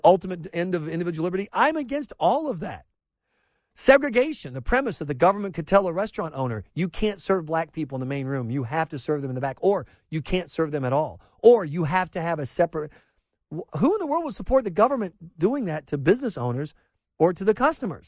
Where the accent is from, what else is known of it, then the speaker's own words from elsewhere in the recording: Pelion, South Carolina, United States; I grew up in rural South Carolina with a lot of people waving the flag.